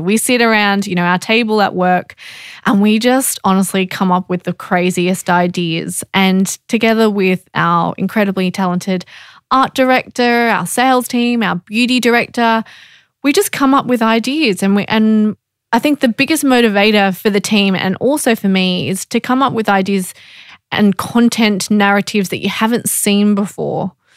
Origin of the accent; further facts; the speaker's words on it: Australia; being Australian